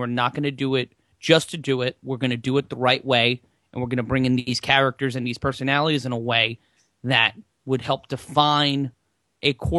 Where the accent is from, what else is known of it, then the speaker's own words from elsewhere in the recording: New York City, New York, United States; I'm from New York City